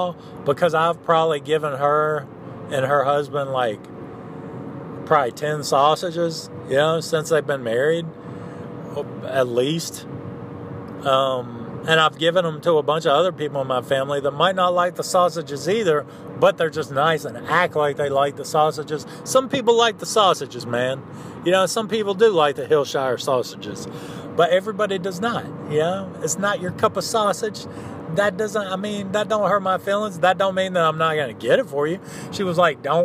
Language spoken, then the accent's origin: English; the South, United States; I was raised in the South by a minister's son